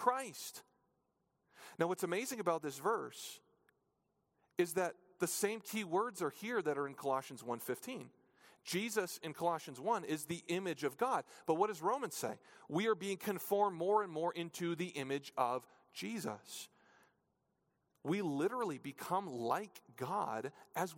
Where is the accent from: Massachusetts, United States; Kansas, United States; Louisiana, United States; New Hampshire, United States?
New Hampshire, United States; When I was in elementary school, growing up in New Hampshire